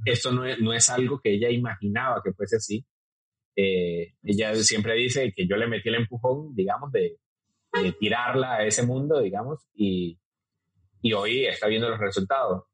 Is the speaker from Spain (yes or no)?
no; Venezuela; moved away as an adult; now in Costa Rica; soy venezolano